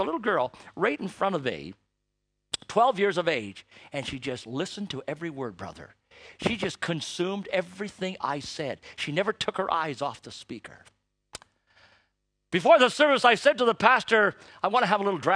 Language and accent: English; Toronto, Ontario, Canada; I was born in Canada